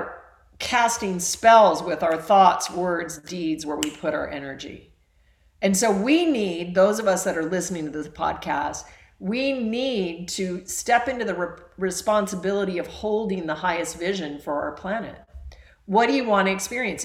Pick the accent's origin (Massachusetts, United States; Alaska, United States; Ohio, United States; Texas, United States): Alaska, United States; I was raised in Alaska